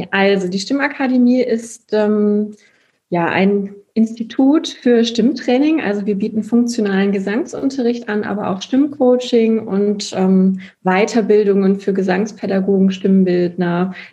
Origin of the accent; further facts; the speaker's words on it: Aachen, North Rhine-Westphalia, Germany; Ich komme ja aus Aachen